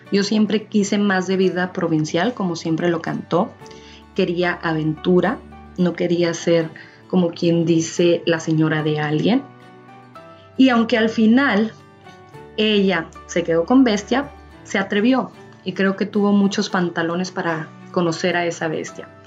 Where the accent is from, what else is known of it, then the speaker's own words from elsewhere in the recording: Mexico; soy de México, pero antes de contarles más de mí